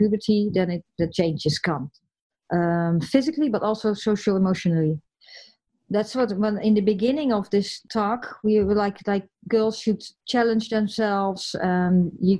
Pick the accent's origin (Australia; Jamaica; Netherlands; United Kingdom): Netherlands; the west coast of the Netherlands, western Netherlands; English is a second language; moved away as an adult; also born or lived in United States; I'm from the West, I'm from the coast